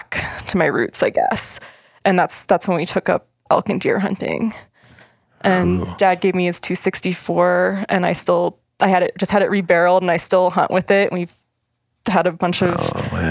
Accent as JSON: {"language": "English", "region": "Appalachian Maryland", "country": "United States", "tie": "born or raised there", "moved": "yes", "said": "I grew up in the Appalachian part of Maryland where the state gets real skinny"}